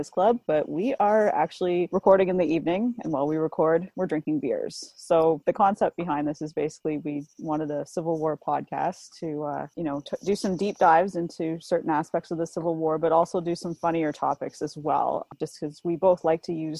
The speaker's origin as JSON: {"language": "English", "country": "Canada", "said": "I'm Canadian"}